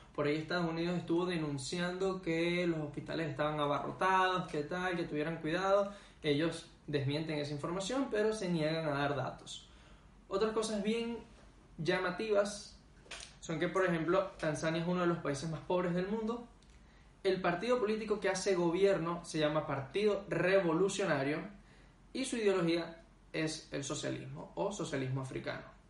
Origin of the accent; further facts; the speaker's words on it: Venezuela; moved away as an adult; uno como venezolano que viene de un país